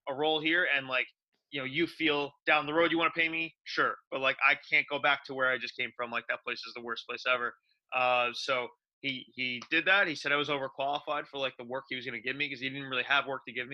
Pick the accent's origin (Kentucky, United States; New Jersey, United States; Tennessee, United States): New Jersey, United States; moved away as an adult; now in New York City, United States; I grew up in Central Jersey